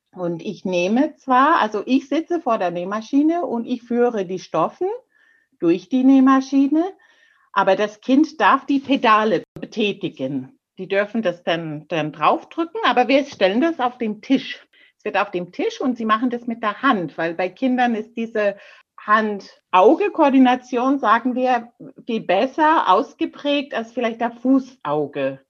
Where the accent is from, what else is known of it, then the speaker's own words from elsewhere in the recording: Canada; German is a second language; now in Germany; bei mir auf der kleinen Insel, wo ich groß geworden bin